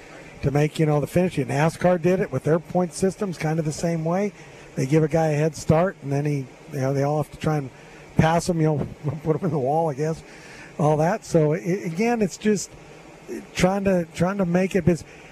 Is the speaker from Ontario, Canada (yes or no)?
no; Edmonton, Alberta, Canada; Yeah, I'm up from Edmonton, but we always, you know, our provincial amateur would always go back and forth down to the courses like Canyon Meadows and all that.